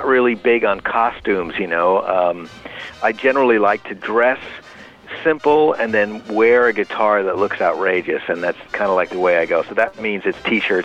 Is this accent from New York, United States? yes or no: yes; New York, United States; moved away as an adult; also born or lived in Berkeley, California; I was just a high school kid growing up in New York